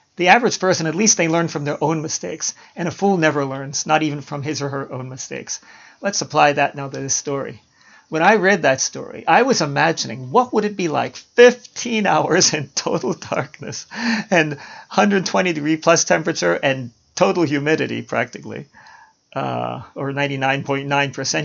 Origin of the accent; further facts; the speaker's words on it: Baltimore, Maryland, United States; When I was growing up in Baltimore